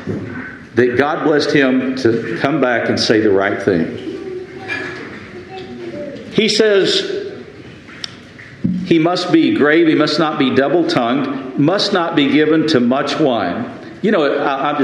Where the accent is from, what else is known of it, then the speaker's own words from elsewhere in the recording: Lubbock, Texas, United States; moved away as an adult; the church that I grew up in Lubbock, Texas